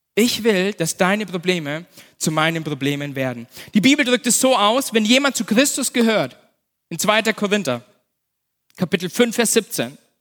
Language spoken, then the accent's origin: German; Nuremberg, Bavaria, Germany; also born or lived in Erlangen; ich bin ja in Nürnberg aufgewachsen, ich bin ein, bin ein echter Franke, ein echter Nürnberger